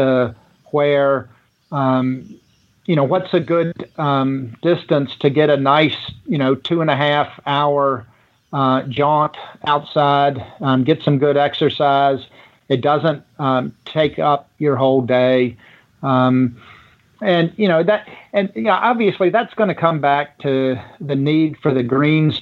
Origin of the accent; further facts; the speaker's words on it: Richmond, Virginia, United States; I grew up in Richmond, Virginia